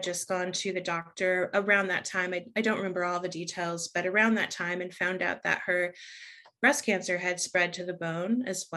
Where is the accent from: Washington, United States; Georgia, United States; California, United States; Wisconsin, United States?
California, United States; San Diego; also born or lived in Los Angeles, California; I grew up in San Diego, California